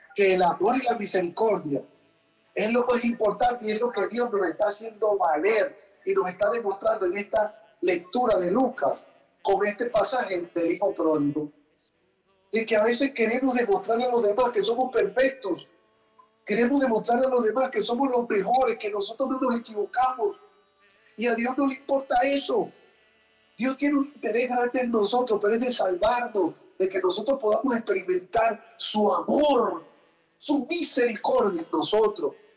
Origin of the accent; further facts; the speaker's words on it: Venezuela; yo soy venezolano, que los venezolanos comemos arepa y cachapa